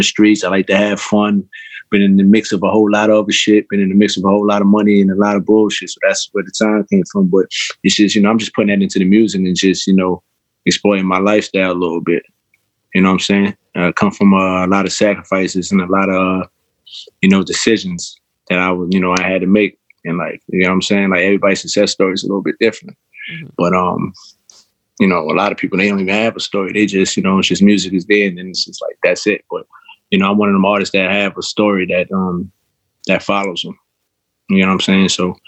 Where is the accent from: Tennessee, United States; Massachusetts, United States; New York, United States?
New York, United States; New York City; I'm from Jamaica, Queens, but I grew up on two different sides.